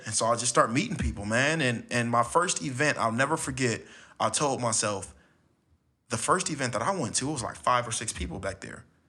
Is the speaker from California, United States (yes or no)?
yes; Los Angeles, California, United States; I was born and raised in Los Angeles.